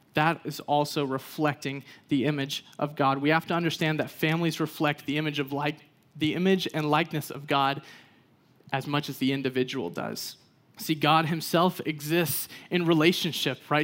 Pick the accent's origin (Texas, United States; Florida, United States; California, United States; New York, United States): Texas, United States; I grew up in Texas